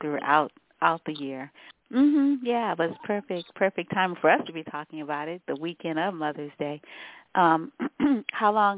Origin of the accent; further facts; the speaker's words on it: New Orleans, Louisiana, United States; I'm a Southerner. I was born in New Orleans